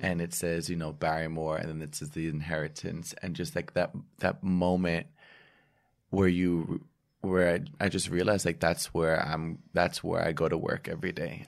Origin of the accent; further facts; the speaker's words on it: New Jersey, United States; I was born and raised in New Jersey